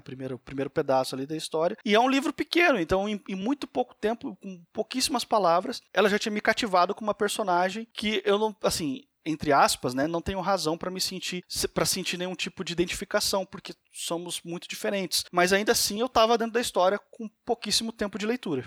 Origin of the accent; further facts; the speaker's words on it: Brazil; nós dois somos brasileiros